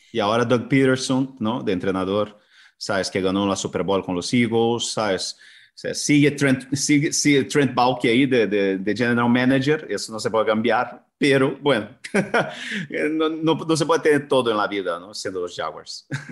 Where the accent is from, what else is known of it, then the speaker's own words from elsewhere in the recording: Brazil; now in Spain; la cultura de donde vengo yo, que es, que es del fútbol brasileño